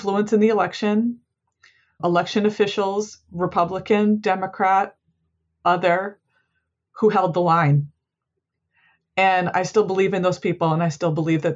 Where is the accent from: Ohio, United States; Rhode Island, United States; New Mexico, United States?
Rhode Island, United States; I live in Providence, Rhode Island, and I am from Rhode Island